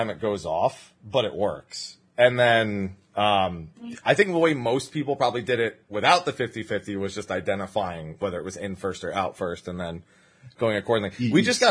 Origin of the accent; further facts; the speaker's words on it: United States; I'm the only one from America